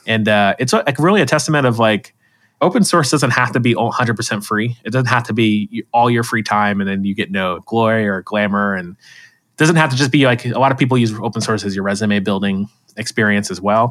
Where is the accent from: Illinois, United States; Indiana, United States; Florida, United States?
Florida, United States; I'm from Florida